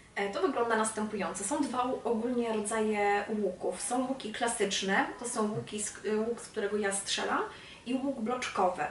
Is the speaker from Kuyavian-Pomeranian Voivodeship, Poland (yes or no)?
no; Czarnków, Greater Poland, Poland; moved away as an adult; now in Gorzów Wielkopolski, Poland; wrócić do Czarnkowa, mojego rodzinnego miasta